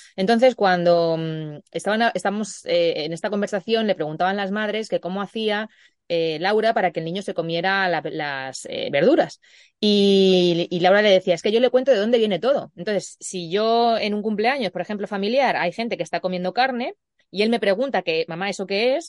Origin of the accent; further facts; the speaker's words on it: Puertollano, Castilla-La Mancha, Spain; en mi pueblo, en Puerto Llano, pues no, no tanto en Puerto Llano porque es un poquito más grande